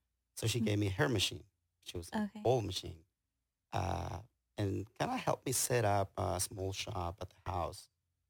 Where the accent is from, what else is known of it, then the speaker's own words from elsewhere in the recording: Guatemala; moved away as an adult; now in Houston, United States; I was born in Guatemala and my parents were farmers. So I grew up near a farm. So we grew up in the field a lot, not a lot, but we worked outside.